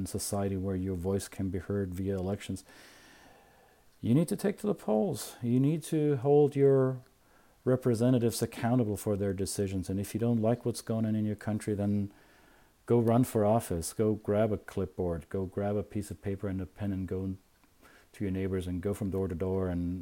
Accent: Bavaria, Germany; moved away; also born or lived in United States; I can be a proud Bavarian with all my peculiar identity quirks, right? I'm weird as a Bavarian

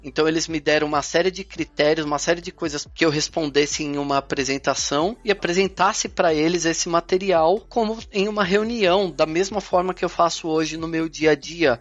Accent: São Paulo, Brazil; moved away as an adult; also born or lived in São Bernardo do Campo, Brazil / Dundalk, Ireland; now in Switzerland; Eu sou de São Paulo, eu fui para São Bernardo com 13 anos, então minha vida aí adolescente e adulta foi toda em São Bernardo

